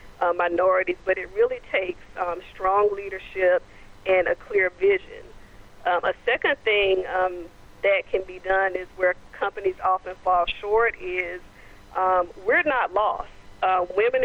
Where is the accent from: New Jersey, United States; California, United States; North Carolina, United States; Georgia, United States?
North Carolina, United States; Goldsboro; my hometown of Goldsboro, North Carolina